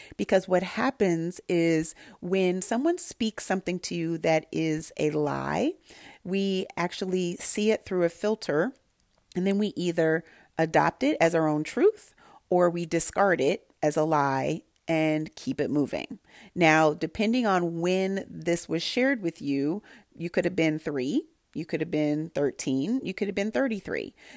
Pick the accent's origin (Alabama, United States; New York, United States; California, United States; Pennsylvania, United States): California, United States; Santa Barbara; I grew up in Santa Barbara, California, where there were a lot of people who didn't look like me